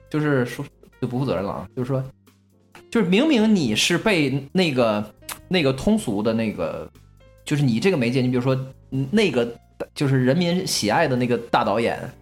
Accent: China; 因为建国之后咱们国家是完美的

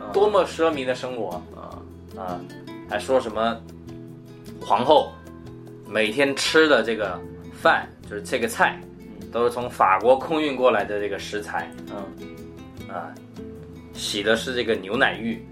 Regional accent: southern China, China; 我是南方人

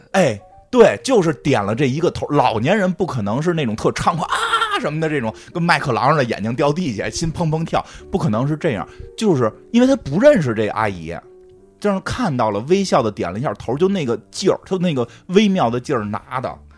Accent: Beijing, China; 咱们很，北京人

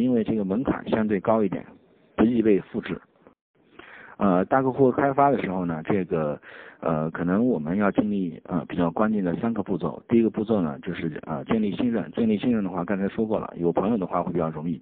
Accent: China; 我们中国人叫昆曼公路

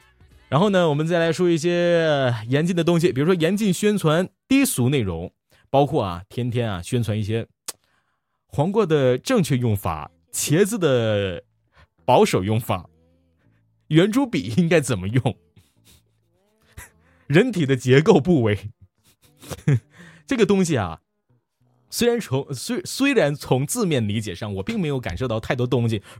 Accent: Liaoning, China; 也许我们辽宁人还有很多帅气的小伙子呢，

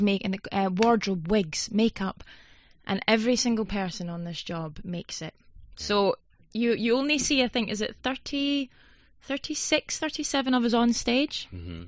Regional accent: Scotland, United Kingdom; I'm from Scotland, so I'm yeah. used to the cold weather

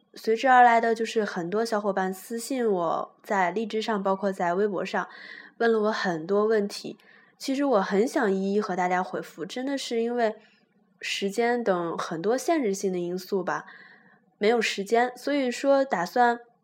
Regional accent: Shanxi, China; 他听出了我是山西人

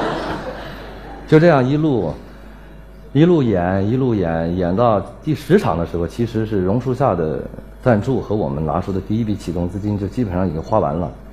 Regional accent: Anhui, China; also born or lived in Nanjing; now in Beijing, China; 我们家就住在安徽省公安厅的旁边，我是安徽人。然后我在南京一直待到九八年

